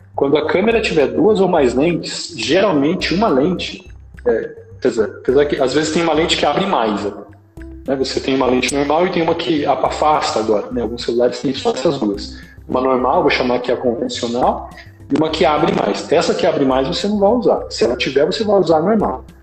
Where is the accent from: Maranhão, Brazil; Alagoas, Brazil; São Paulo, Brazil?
São Paulo, Brazil; now in Limeira, Brazil; sou de São Paulo, mas eu estou aqui em Limeira, na sede da JMN, já faz tantos anos que eu já me considero limeirense